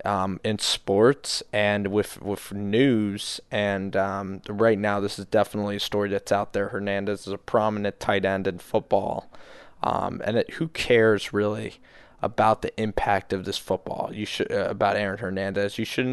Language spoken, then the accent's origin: English; United Kingdom; I'm from the United Kingdom.